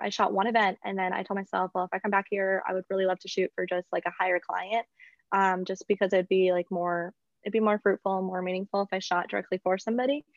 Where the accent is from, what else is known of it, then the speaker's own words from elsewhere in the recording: South Dakota, United States; moved away as an adult; also born or lived in Mankato, Minnesota; now in North Carolina, United States; I'm originally from South Dakota, the state with no pro sports